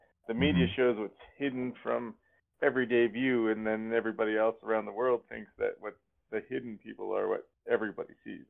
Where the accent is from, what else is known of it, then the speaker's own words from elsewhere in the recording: Canada; being a Canadian over here